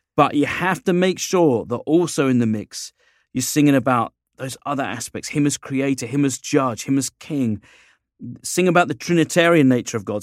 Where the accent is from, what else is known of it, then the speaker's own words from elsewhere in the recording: England, United Kingdom; moved away as an adult; now in United States; living here as an Englishman